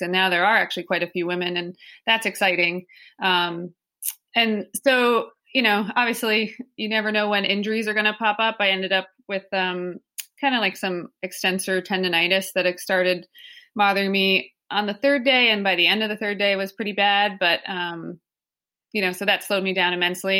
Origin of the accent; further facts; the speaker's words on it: the Adirondacks, New York, United States; I did grow up here